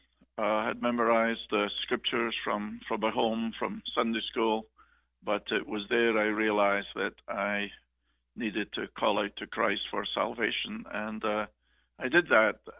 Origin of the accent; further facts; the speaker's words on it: Scotland, United Kingdom; now in Charlotte, United States; As may be obvious by my accent, I'm Scottish. I was born in Scotland, lived there, raised